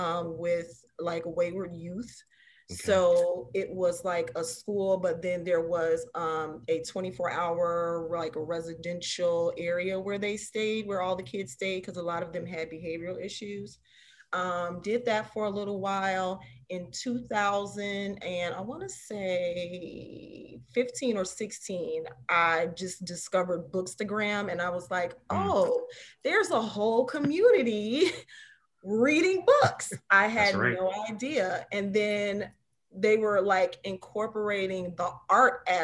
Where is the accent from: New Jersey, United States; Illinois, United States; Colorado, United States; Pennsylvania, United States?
Illinois, United States; Chicago; I was born and raised in Chicago